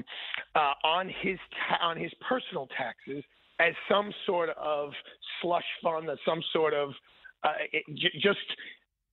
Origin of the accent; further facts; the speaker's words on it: New York, United States; I'm a New Yorker and I listen to WABC on a very regular basis